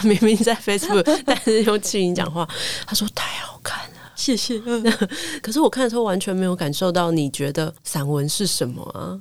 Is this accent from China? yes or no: no; Taichung, Taiwan; 他就知道我台中人的时候